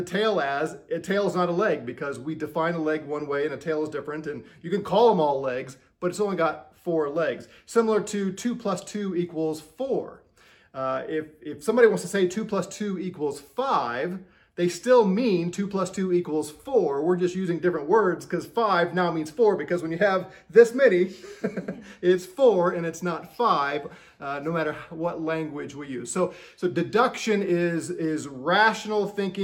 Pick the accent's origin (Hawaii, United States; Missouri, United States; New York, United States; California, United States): Missouri, United States; I'm from Missouri. Missouri is the show me state.